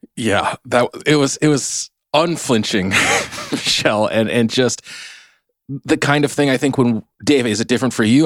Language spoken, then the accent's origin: English; United States; I'm Chinese American